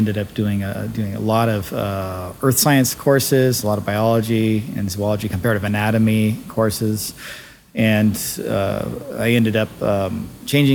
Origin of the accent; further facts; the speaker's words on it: Bay Area, California, United States; I grew up in the Bay Area